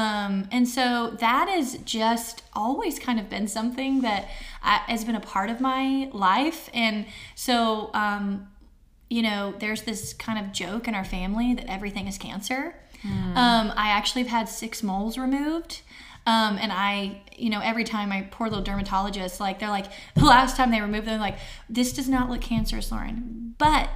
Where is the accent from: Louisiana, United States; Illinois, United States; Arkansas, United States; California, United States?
Arkansas, United States; we're from Arkansas, bridges and mountains everywhere